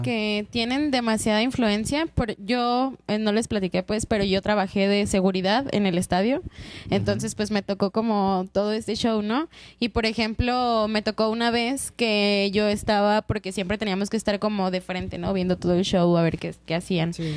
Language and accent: Spanish; Mexico; yo crecí en Loma Dorada